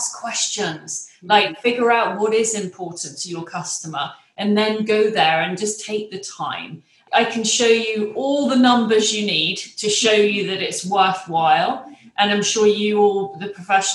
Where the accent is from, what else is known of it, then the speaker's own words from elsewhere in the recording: England, United Kingdom; moved away as an adult; now in United States; I'm English